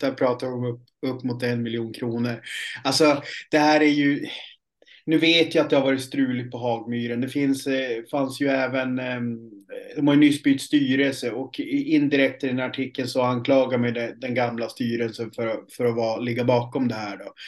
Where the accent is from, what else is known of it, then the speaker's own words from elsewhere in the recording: Piteå, Norrbotten County, Sweden; moved away; uppe i Piteå där jag kommer ifrån